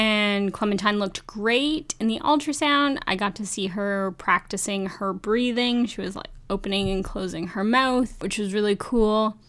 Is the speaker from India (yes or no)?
no; Canada; as a Canadian